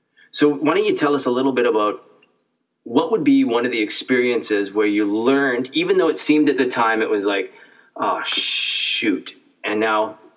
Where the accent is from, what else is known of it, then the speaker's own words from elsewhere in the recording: Canada; I grew up in Canada